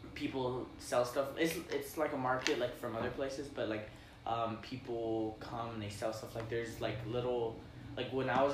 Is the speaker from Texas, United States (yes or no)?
yes; El Paso, Texas, United States; I'm from El Paso.